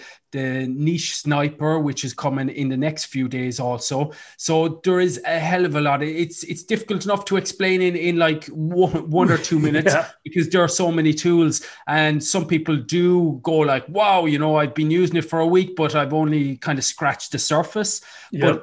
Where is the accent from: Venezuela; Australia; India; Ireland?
Ireland